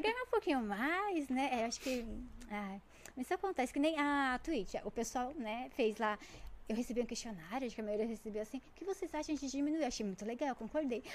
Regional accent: Jundiaí, São Paulo, Brazil; eu sou de Jundiaí

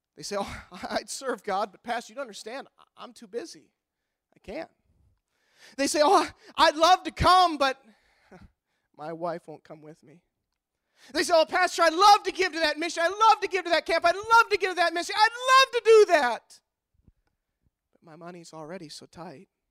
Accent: United States; as an American citizen

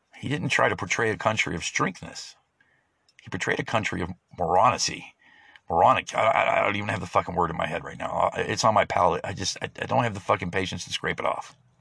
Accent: United States; as an American

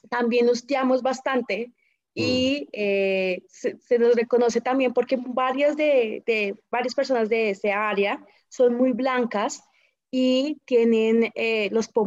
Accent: Boyacá, Colombia; also born or lived in Bogotá; Yo soy del área cundiboyacense, de la región andina. Bueno, yo, yo, yo soy de Bogotá, Rola, pero mis papás y mi crianza es de Boyacá.

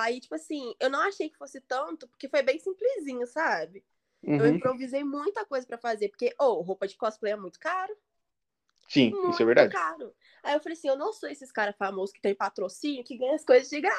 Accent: Brazil; os melhores TikToks, assim, na minha opinião, não é porque sou brasileira.

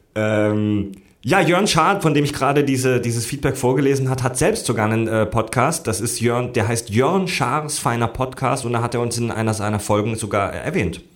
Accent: Southern Germany, Germany; moved away; zu Hause in meiner Heimat in Süddeutschland

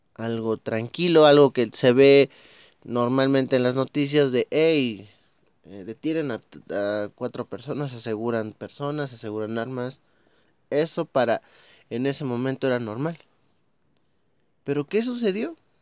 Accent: Mexico; Estoy hablando como mexicano. Estoy hablando como una persona que vive en este país

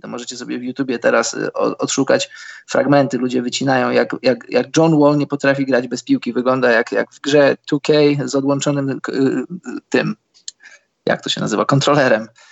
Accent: Poland; jesteśmy z Polski

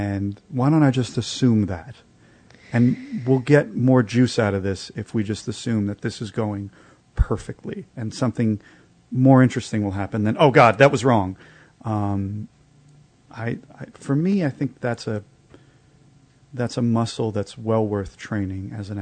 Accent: New York City, New York, United States; I'm a New Yorker.

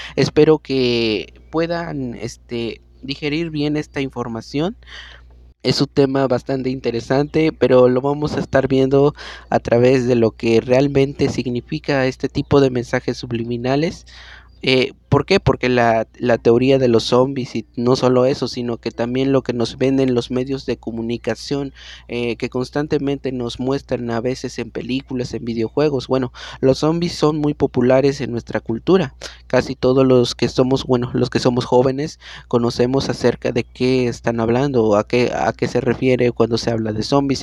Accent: Mexico; also born or lived in San Luis Potosí; ahorita en mi país, que es México

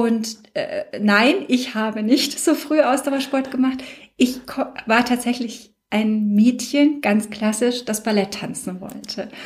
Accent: Würzburg, Bavaria, Germany; Stadt Würzburg, also meiner Heimatstadt

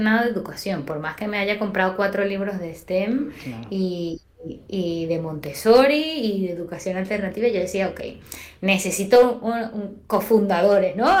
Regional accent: Venezuela; moved away as an adult; now in Spain; yo soy venezolana, posiblemente lo notaste ya en el acento. Tengo siete años acá

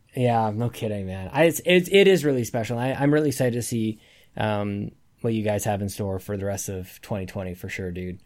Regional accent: Canada; I'm Canadian

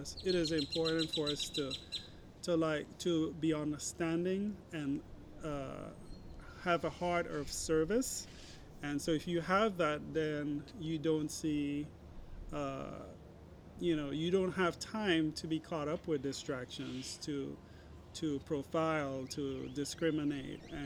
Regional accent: St. Thomas, U.S. Virgin Islands; I'm from the U.S. Virgin Islands, St. Thomas.

